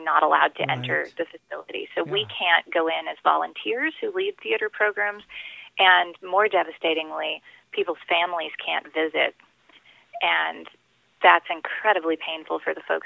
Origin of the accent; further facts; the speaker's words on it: El Paso, Texas, United States; moved away as an adult; also born or lived in Michigan; now in Ann Arbor, United States; My Spanish is pretty decent because I grew up in El Paso